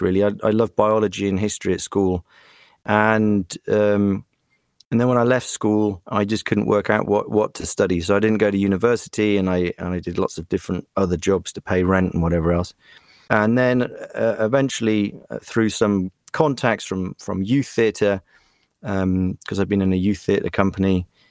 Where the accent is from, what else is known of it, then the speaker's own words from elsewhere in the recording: West Country, South West England, United Kingdom; moved away as an adult; also born or lived in Germany; now in Prague, Czech Republic; I moved to England when I was seven and uh, grew up very English